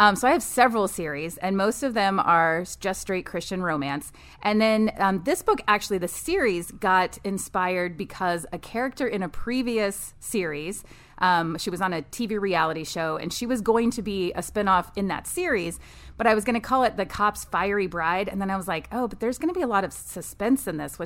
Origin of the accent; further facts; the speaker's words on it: Texas, United States; also born or lived in Midland, Texas / Lubbock, Texas; So I grew up in Texas.